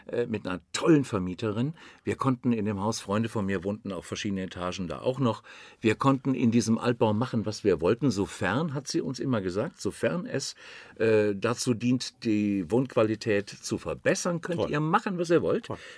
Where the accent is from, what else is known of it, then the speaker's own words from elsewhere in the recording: Düsseldorf, North Rhine-Westphalia, Germany; born there; moved away; Ne, muss man dazu sagen, nicht als äh, irgendwie zugezogener, als gebürtiger Düsseldorfer obwohl ich habe es eben gerade draußen schon gesagt